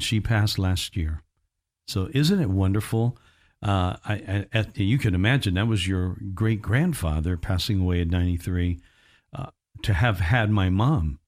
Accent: Indiana, United States; accent: Midwest; moved away; my hometown in Indiana

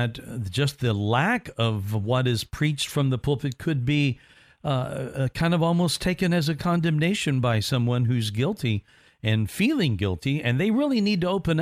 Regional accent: Indiana, United States; moved away; I grew up in Indiana

